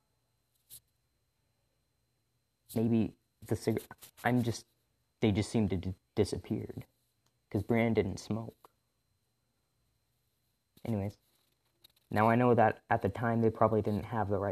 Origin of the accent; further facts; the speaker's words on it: Revelstoke, British Columbia, Canada; my hometown in Revelstoke, British Columbia